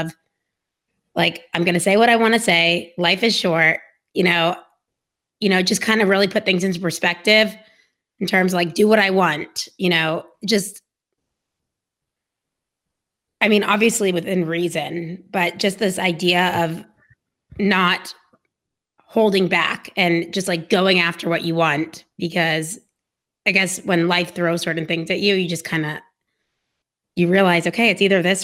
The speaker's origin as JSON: {"language": "English", "town": "Dallas", "region": "Texas", "country": "United States", "tie": "born or raised there", "said": "I was born in Dallas, Texas, yes, in the same house that my parents still live"}